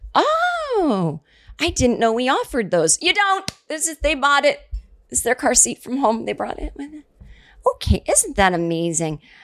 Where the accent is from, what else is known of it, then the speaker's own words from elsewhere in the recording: Massachusetts, United States; now in Brooklyn, United States; I'm from the East Coast